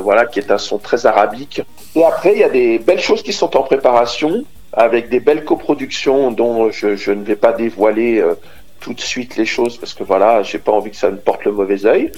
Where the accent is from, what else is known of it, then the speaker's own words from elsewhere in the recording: Côte d’Ivoire; moved away as an adult; also born or lived in Burkina Faso / Savoie, France; now in France; je suis né exactement au Burkina Faso, et j'ai vécu 20 ans en Côte d'Ivoire